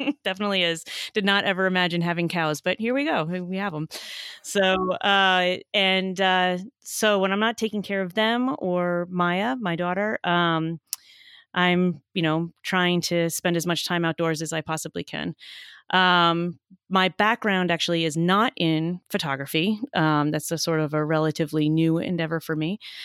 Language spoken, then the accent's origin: English; New Jersey, United States; I grew up in New Jersey, so it doesn't sound like I did